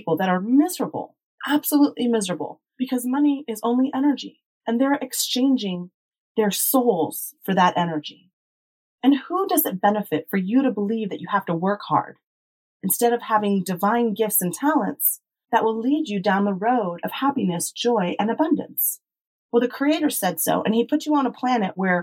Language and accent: English; United States; We were brought up in the United States